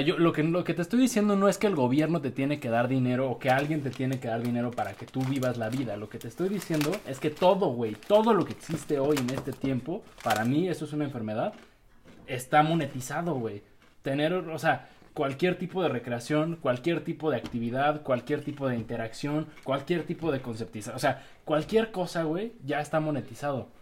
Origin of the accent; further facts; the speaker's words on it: Mexico; como mexicanos que somos